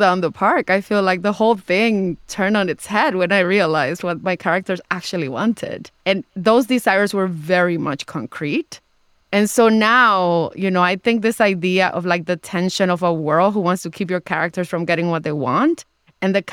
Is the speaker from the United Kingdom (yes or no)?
no; Dominican Republic; I'm in a different social class than I was when I when I was born in the Dominican Republic and as I was growing up there and now when I go back I can afford to stay in some pretty fancy places.